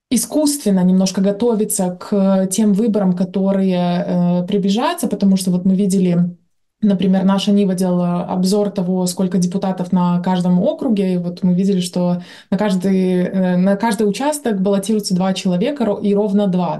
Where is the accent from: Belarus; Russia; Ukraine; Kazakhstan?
Belarus; как белорусы в целом